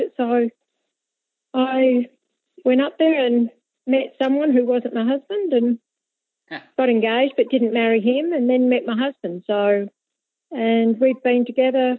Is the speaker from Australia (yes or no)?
yes; Adelaide, South Australia, Australia; moved away; also born or lived in Lincoln; I grew up in Adelaide.